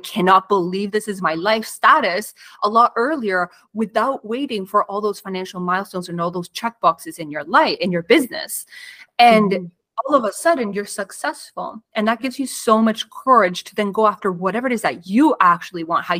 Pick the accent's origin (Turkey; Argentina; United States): Argentina; now in Canada; I immigrated from Argentina to Canada. My parents had to completely restart their life, find new careers.